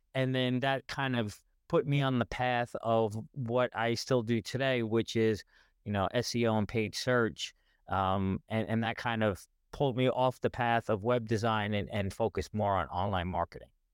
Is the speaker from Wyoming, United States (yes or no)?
no; New York, United States; I'm from New York